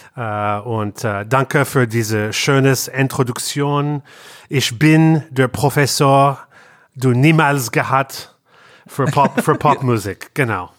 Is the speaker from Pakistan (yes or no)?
no; Canada; German is a second language; moved away as an adult; also born or lived in Berlin; now in Cologne, Germany; wir kommen aus Kanada